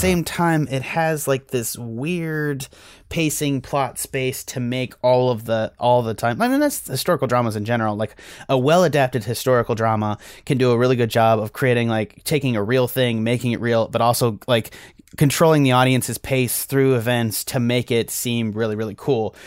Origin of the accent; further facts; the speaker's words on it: United States; as Americans